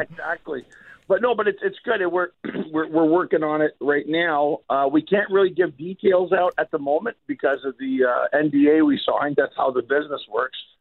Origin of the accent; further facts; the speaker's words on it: Montreal, Quebec, Canada; moved away; originally from Montreal